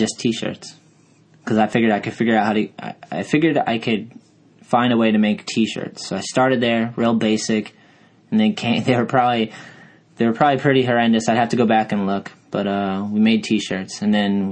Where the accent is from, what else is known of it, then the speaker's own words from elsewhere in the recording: Brockton, Massachusetts, United States; also born or lived in Taunton, Massachusetts / New Bedford, Massachusetts / Fall River, Massachusetts / Lakeville, Massachusetts; I was born in Brockton, Mass, and then I've lived in every little city around here, Taunton, New Bedford, Fall River, you name it, Lakeville